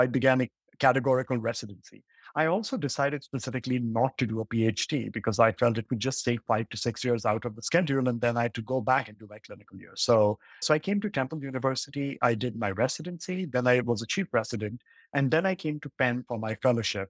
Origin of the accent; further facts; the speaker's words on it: Mumbai, Maharashtra, India; I grew up in Mumbai